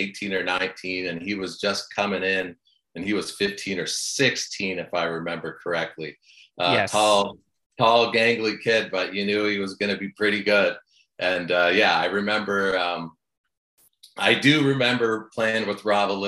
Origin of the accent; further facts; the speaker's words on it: Stouffville, Ontario, Canada; I grew up in Stouffville.